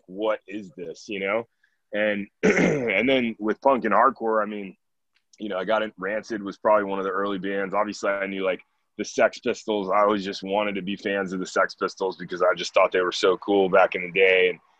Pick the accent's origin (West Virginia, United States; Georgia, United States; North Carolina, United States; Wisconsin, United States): Georgia, United States; Atlanta; also born or lived in Nashville, Tennessee; now in Ann Arbor, United States; I live in Ann Arbor, Michigan. So we're all spread out. I'm from Atlanta originally. And moved to Nashville